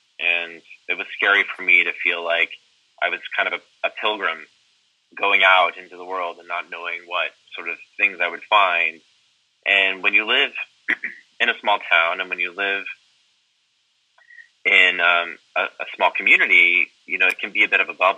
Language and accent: English; Southeast Texas, United States; moved away as an adult; now in New York, United States; I grew up in Southeast Texas.